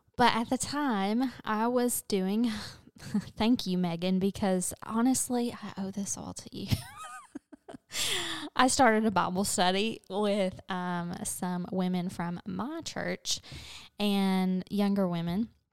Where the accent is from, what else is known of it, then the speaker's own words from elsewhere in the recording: London, Kentucky, United States; moved away as an adult; also born or lived in Kansas / Clarksville, Tennessee; now in Nashville, United States; my hometown of London, Kentucky